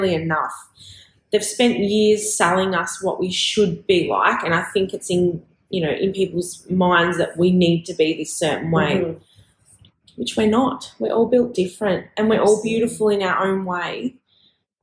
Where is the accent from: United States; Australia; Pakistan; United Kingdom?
Australia; I am an Australian fashion designer